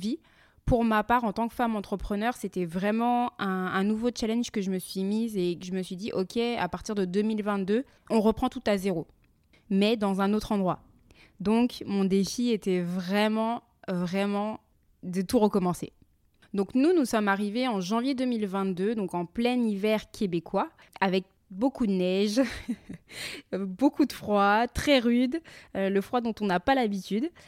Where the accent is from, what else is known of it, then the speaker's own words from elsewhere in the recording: France; moved away as an adult; now in Montreal, Canada; nous avons quitté la France tous les quatre